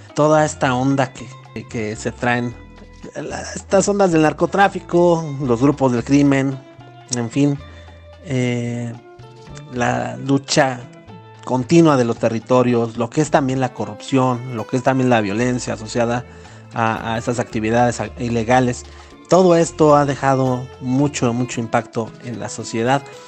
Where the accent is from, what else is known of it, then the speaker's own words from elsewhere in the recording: Mexico; como mexicanos